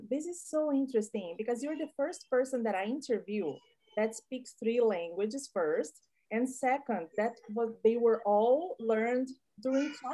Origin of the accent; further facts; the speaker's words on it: Brazil; English is a second language; I learned English as a second language in Brazil, actually as a foreign language, because in Brazil we don't speak English as a second language.